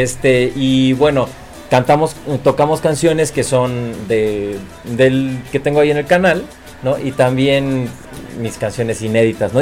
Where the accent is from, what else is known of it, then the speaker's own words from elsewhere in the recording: Cuernavaca, Morelos, Mexico; Yo soy de Cuernavaca, Morelos